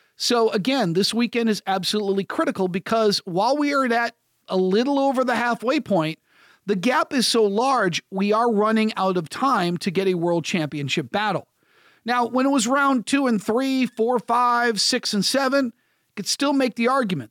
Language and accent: English; United States; I'm an American sports talk show host